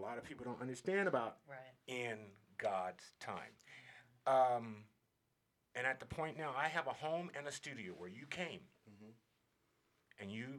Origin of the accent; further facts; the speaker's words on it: Alaska, United States; So I came from Alaska with a magazine cover on Alaska Magazine.